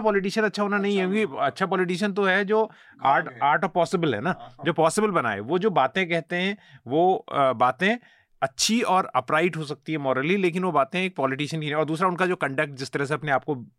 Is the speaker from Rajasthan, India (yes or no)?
no; Uttarakhand, India; मैं क्योंकि उत्तराखंड से आता हूँ